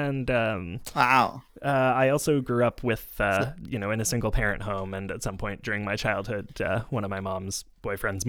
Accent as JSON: {"language": "English", "town": "Montreal", "region": "Quebec", "country": "Canada", "said": "I am also from Jojage or Montreal"}